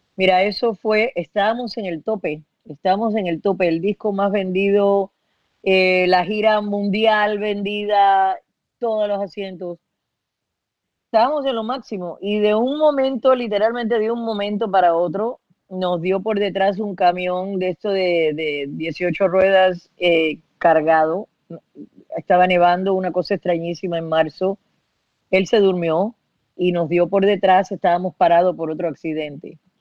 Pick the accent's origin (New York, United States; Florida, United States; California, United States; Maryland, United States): Florida, United States; Miami; yo me crié en Estados Unidos